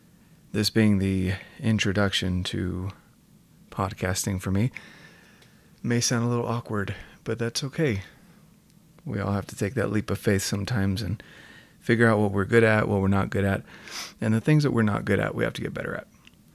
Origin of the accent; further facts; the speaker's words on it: North Carolina, United States; moved away as an adult; now in Utah, United States; I'm from North Carolina originally. Came out to Utah and didn't really enjoy the dryness. I was here for college and kind of stuck in the city.